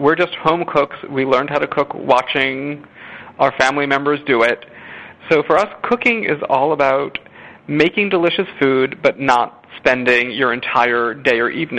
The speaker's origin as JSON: {"language": "English", "town": "Chappaqua", "region": "New York", "country": "United States", "tie": "born or raised there", "said": "my hometown of Chappaqua, New York, in northern Westchester"}